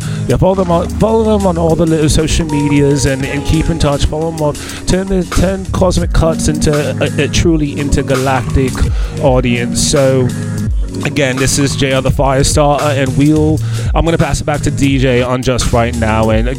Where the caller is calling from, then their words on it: East of England, United Kingdom; Yes, I am coming to you live from Essex. We're doing like a little teleconference right now, and I'm phoning in from Essex, and they're over there in Houston.